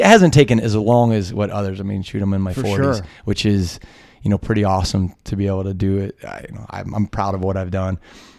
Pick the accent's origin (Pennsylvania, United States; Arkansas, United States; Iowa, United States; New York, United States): Pennsylvania, United States; Johnstown; And I know I grew up in Johnstown, Pennsylvania, which is small steel coal town.